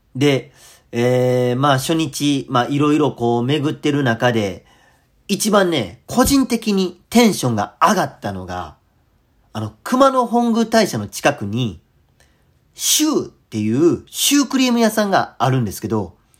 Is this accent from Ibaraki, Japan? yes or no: no; Kadoma, Osaka, Japan; 僕の出身である門間やったら